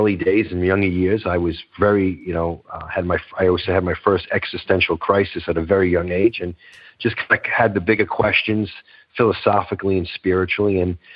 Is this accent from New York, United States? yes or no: yes; New York City, New York, United States; accent: Northeast; moved away as an adult; also born or lived in Boca Raton, Florida / Delray Beach, Florida; It's Brooklyn, originally born and raised in Brooklyn, New York